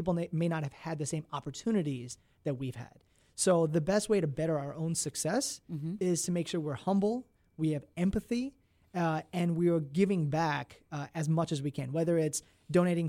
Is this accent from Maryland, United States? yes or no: yes; Maryland, United States; I was born and raised in Maryland